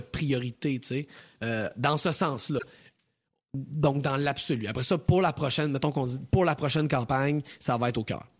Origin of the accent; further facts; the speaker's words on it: Thetford Mines, Quebec, Canada; je viens de la région de Thetford Mines